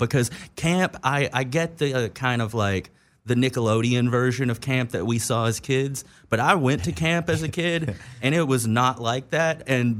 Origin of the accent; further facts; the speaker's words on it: East Coast, United States; regardless of like growing up on the East Coast, you obviously didn't have to deal with this so much, but I had snow days.